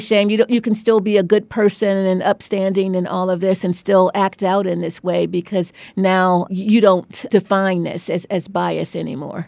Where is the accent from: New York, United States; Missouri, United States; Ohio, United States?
Ohio, United States; Cleveland; moved away as an adult; also born or lived in Beachwood, Ohio / New Haven, Connecticut; now in Stanford, United States; I grew up in Cleveland in an all-black neighborhood